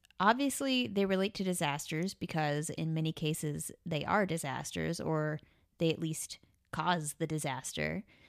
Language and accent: English; Oregon, United States; I'm from Oregon